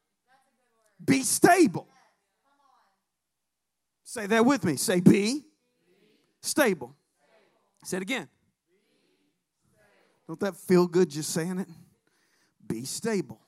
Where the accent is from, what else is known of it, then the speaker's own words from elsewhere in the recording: Alabama, United States; moved away; I'm from Alabama